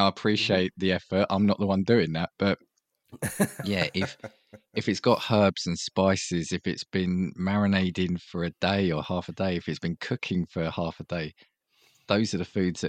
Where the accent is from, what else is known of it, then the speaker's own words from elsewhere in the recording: United Kingdom; being a Brit